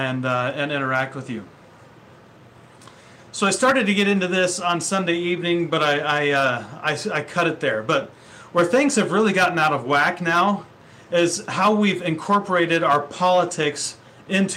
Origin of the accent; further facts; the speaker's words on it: Ohio, United States; moved away as an adult; now in Vancouver, Washington, United States; I grew up in the Midwest in Ohio